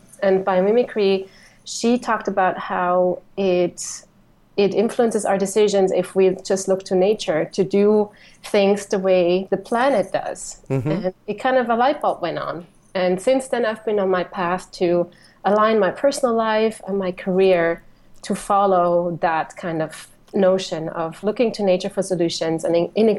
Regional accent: Switzerland; moved away as an adult; now in Phoenix, United States; I'm originally from Switzerland, but I found my home in Phoenix now.

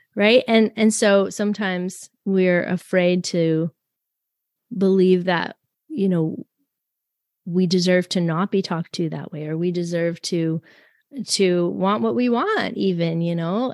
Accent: Canada; I'm French Canadian

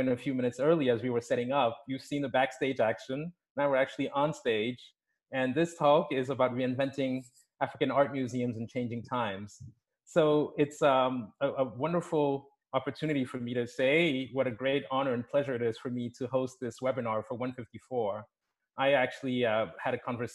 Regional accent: Lomé, Maritime, Togo; the Palais de Lomé in my hometown, Lomé, Togo

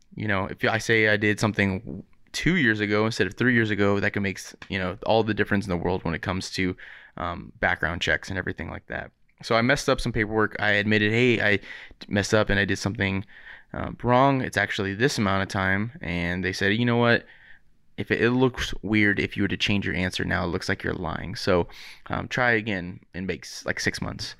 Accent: Riverside, California, United States; I grew up in Riverside

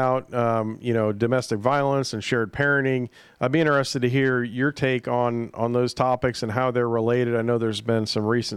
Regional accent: East Coast, United States; now in Kansas, United States; I grew up on the East Coast

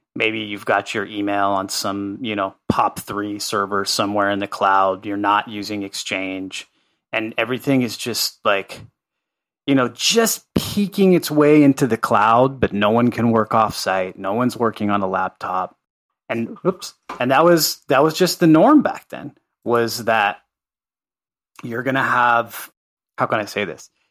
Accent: Los Angeles, California, United States; also born or lived in Santa Cruz, California / Guatemala; I grew up in Carthay Circle, which is a historic neighborhood in Los Angeles

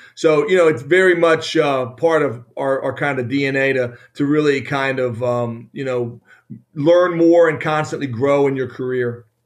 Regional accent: Maryland, United States; moved away as an adult; also born or lived in Indiana / Michigan; born and raised in Maryland

